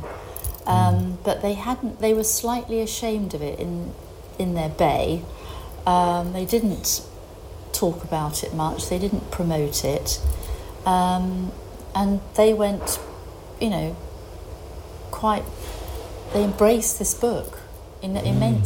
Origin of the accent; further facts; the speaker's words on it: United Kingdom; now in Greece; I'm still British.